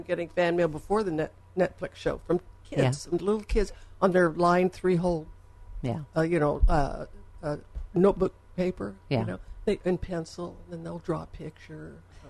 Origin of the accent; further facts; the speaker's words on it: the South, United States; moved away; also born or lived in Arkansas; Because I'm from Texas and Arkansas and all those places. So I just started talking like this